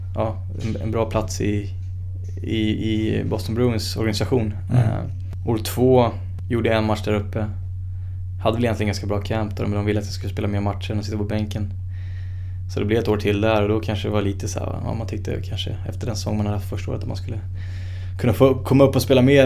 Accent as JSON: {"language": "Swedish", "country": "Sweden", "said": "här hemma i Sverige"}